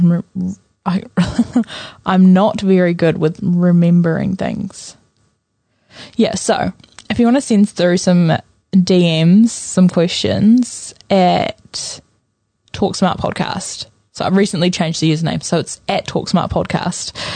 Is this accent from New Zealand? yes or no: yes; Napier, Hawke's Bay, New Zealand; moved away; I'm originally from Napier.